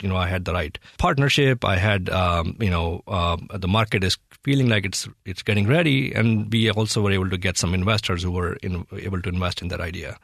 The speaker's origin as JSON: {"language": "English", "region": "Delhi", "country": "India", "tie": "born or raised there", "moved": "as an adult", "lives_now": "United States", "said": "I grew up in India"}